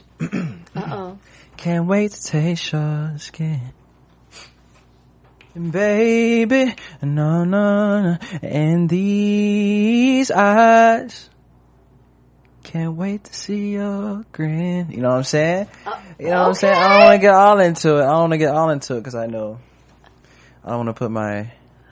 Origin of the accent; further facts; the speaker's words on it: Dallas, Texas, United States; I'm from Dallas